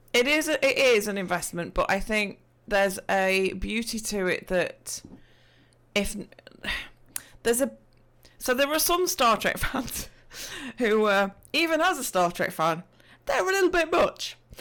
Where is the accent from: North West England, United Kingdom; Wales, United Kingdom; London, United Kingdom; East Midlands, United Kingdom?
East Midlands, United Kingdom; I am from, uh, the Midlands of the U K, so if you're looking at a map and you see Nottingham, Leicestershire, Derbyshire, that's, I'm in that vicinity of, of Great Britain.